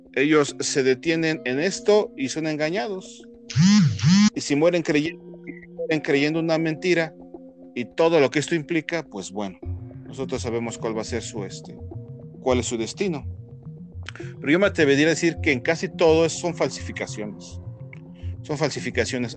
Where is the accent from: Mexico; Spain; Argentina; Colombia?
Mexico; aquí en Latinoamérica y aquí como mexicanos